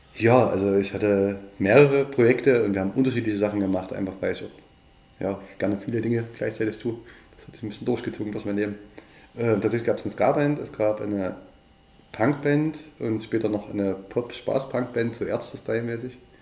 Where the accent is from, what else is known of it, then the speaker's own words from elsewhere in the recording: Döbeln, Saxony, Germany; Döbeln und Umgebung, es ist meine Heimat